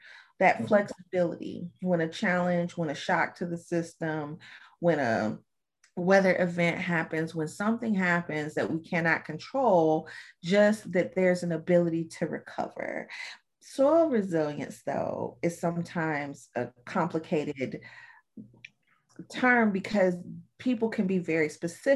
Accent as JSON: {"language": "English", "region": "Alabama", "country": "United States", "said": "I'm from Alabama, and my great granddaddy and my granddaddy were farmers"}